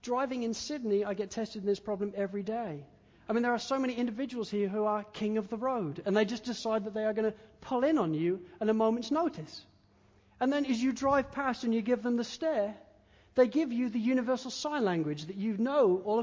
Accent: England, United Kingdom; now in Australia; I'm an Englishman

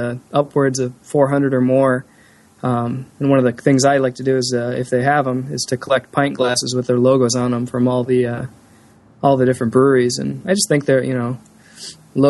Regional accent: Novi, Michigan, United States; moved away; It's called Novi. It's just a suburb

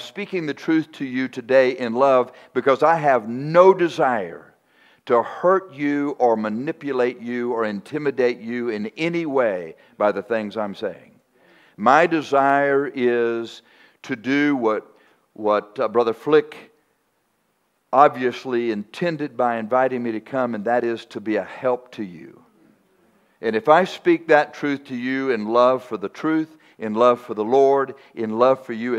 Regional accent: Texas, United States; I'm from Texas.

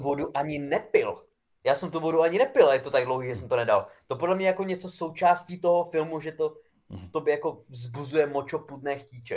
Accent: near Přerov, Olomouc Region, Czechia; já pocházím vlastně z kousek od Přerova

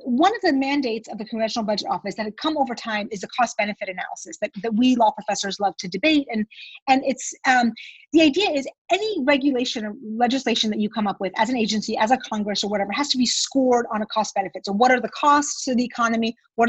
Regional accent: Iran; born there; moved away; I was born in Iran

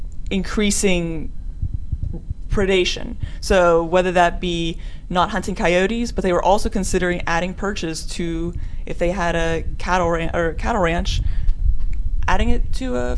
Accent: Beaver, Pennsylvania, United States; moved away as an adult; also born or lived in Pittsburgh / Minnesota; now in Indiana, United States; I'm from Beaver, Pennsylvania, which is about 45 minutes northwest of Pittsburgh

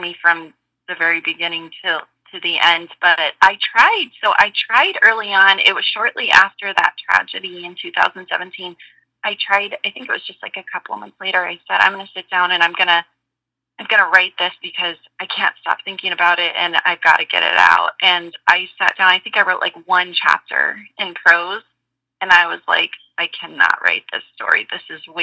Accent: Cave Creek, Arizona, United States; they were also from my hometown of Cave Creek, where I was living at the time

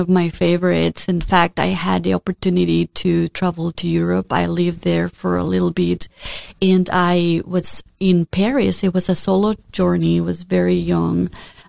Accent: Mexico; moved away as an adult; now in Florida, United States; I was born and raised in Mexico

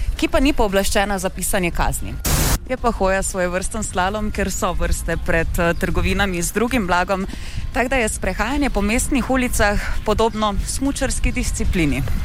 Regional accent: Maribor, Slovenia; Smo Mariborčani, Mariborčanke

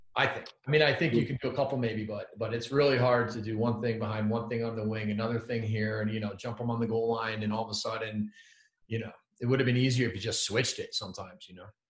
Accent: Providence, Rhode Island, United States; I grew up in Providence

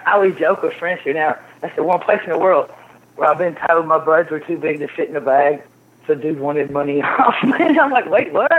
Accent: Kentucky, United States; moved away; also born or lived in Amsterdam / Canada; I grew up in Kentucky.

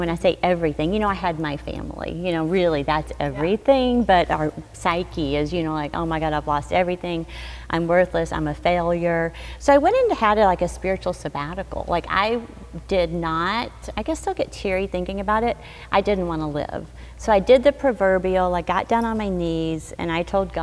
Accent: Arkansas, United States; I grew up in Arkansas

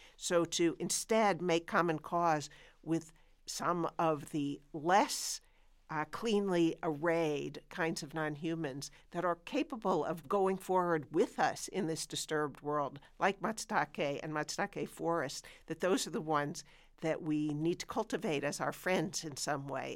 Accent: United States; as an American

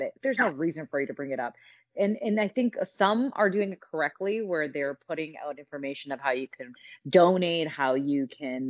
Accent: Canada; We're so Canadian

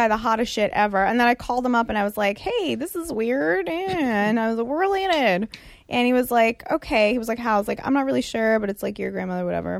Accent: United States; also born or lived in Israel; My family's Israeli. I was born in Israel and was raised here, but my family's Israeli, so they're all over there.

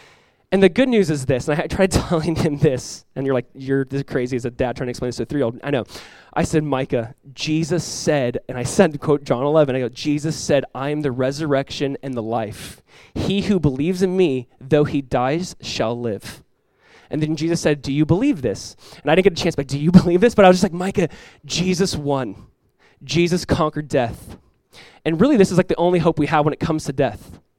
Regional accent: California, United States; when I'm coming from Southern California here, I'm like, oh, not a lot of things look alike.

